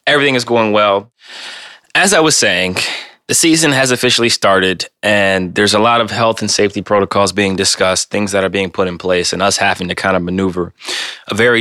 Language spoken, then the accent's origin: English; Ohio, United States; born or raised there; moved away